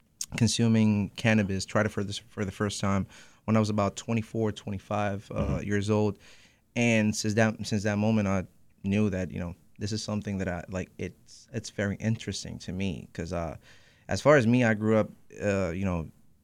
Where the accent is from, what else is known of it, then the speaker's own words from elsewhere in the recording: Puerto Rico; moved away as an adult; now in Holyoke, United States; I was born in Puerto Rico